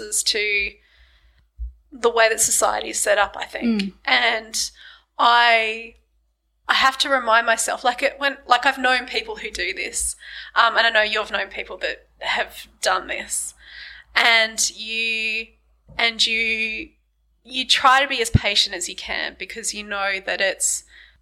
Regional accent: Launceston, Tasmania, Australia; I grew up in Launceston

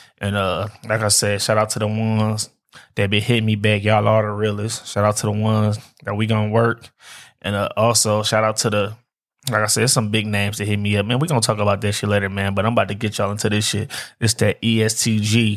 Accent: Detroit, Michigan, United States; I'm from Detroit, man, born and raised.

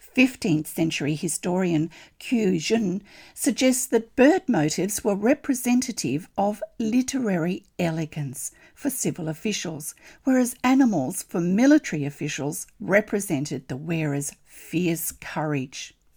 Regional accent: Australia; I'm an Australian textile artist

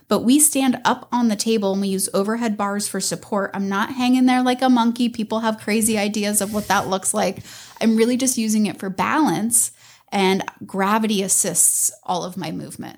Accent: Tampa Road, Pinellas County, Florida, United States; I grew up on Tampa Road.

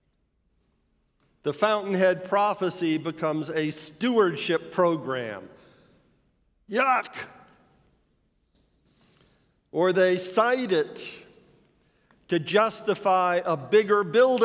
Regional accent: Florida, United States; I grew up in Florida, where the limestone substrate is crisscrossed underneath with mighty underground rivers

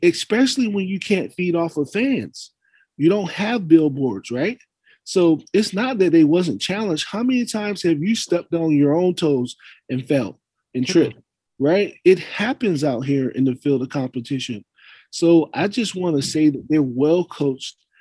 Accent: East Coast, United States; moved away; I was born on the East Coast

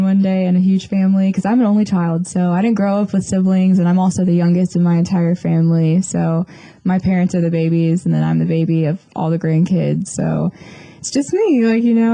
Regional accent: Panama City Beach, Florida, United States; I am from Panama City Beach, Florida

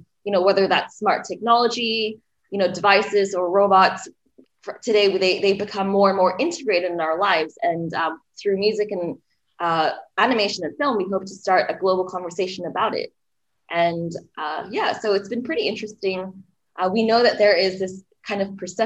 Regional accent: Singapore; moved away as an adult; also born or lived in Berkeley, United States / Melbourne, Australia; now in Los Angeles, United States; I was actually born and raised in Singapore. I went to high school there, and I moved over to the States to attend college at UC Berkeley

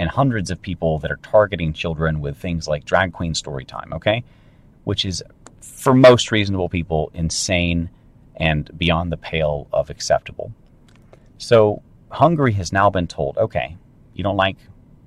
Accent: North Carolina, United States; I grew up in North Carolina, and back in the time when it was still barely safe to run around outside as a kid.

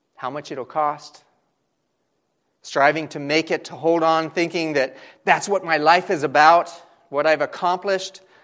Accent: Southern California, United States; growing up in Southern California

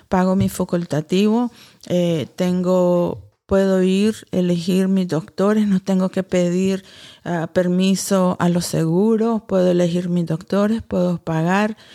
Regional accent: Nicaragua; Porque como todo nicaragüense tenemos que ser eh, fuertes y seguir trabajando

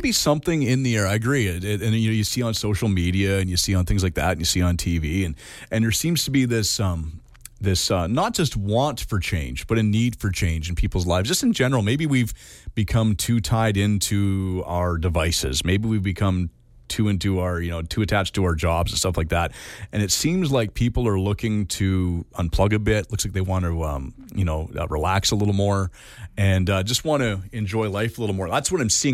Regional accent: Canada; as a Canadian

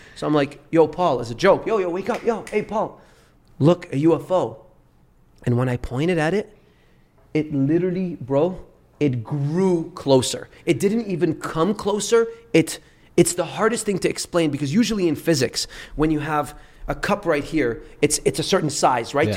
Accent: Dubai, United Arab Emirates; also born or lived in Beirut, Lebanon; I was born in Beirut, Lebanon. Left when I was three years old because of the civil war and and grew up in Dubai

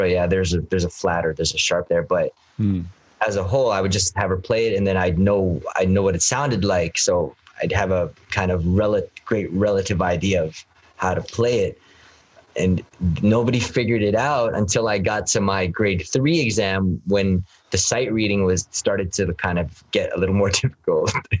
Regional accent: Canada

